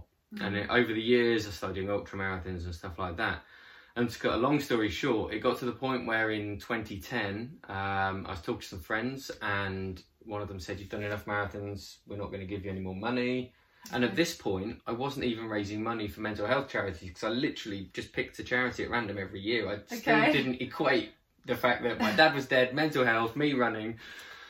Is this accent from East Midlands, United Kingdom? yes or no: yes; Leicestershire, East Midlands, United Kingdom; moved away as an adult; now in Brighton, United Kingdom; Originally from Leicestershire, but okay. I came to Brighton when I was 18